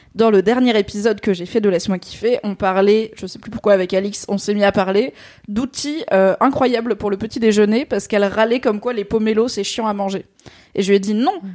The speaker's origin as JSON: {"language": "French", "area": "Alsace", "region": "Grand Est", "country": "France", "said": "en tant qu'Alsacienne"}